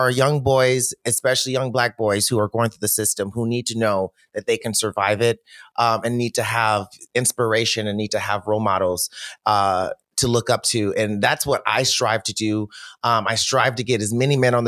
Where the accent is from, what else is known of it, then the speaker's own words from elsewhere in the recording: Detroit, Michigan, United States; I'm from Detroit. So we shop at Stacey Adams.